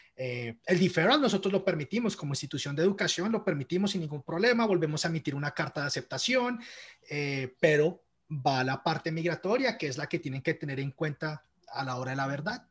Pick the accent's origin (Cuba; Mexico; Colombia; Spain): Colombia; moved away as an adult; now in Canada; cuando estaba creciendo en Colombia